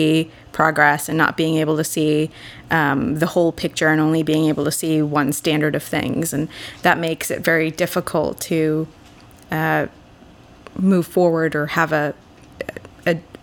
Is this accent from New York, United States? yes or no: no; Boston, Massachusetts, United States; I grew up in Boston